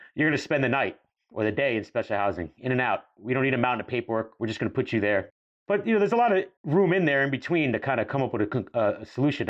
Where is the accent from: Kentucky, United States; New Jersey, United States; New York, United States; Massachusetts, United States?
New York, United States; we grew up in New York in the nineties, even on Staten Island